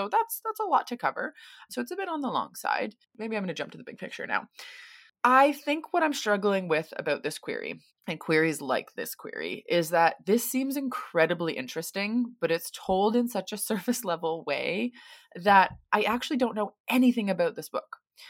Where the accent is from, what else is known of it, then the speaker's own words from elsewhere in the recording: United States; now in Sydney, Australia; I'm an American currently living in Sydney, Australia, and this would be my publishing debut.